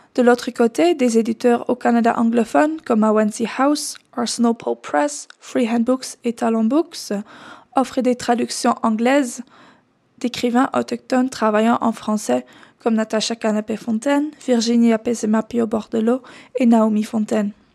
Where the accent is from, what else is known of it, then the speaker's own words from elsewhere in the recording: Netherlands; first language Dutch; French is a second language; moved away; chercheuse alloctone blanche originaire des Pays-Bas